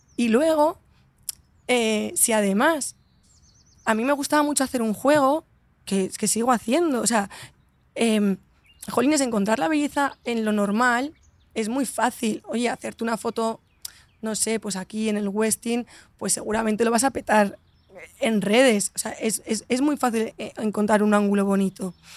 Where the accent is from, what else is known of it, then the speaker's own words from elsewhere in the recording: Valencia, Valencian Community, Spain; moved away; also born or lived in Madrid; siempre he vivido como Valencia un poco desde fuera